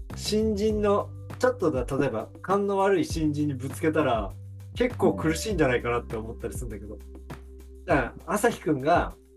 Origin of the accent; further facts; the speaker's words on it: Tokyo, Japan; 多分全員東京出身じゃん